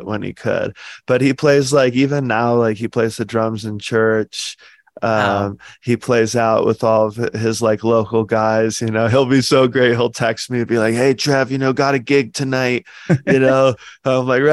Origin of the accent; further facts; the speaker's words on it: Hilton Head Island, South Carolina, United States; also born or lived in Connecticut; I grew up in South Carolina, small town, island, Hilton Head Island